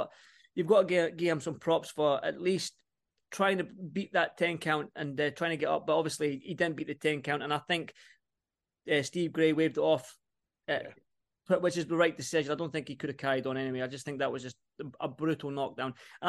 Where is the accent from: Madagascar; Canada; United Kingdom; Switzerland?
United Kingdom; Edinburgh, Scotland; I'm from Edinburgh, Joe, right?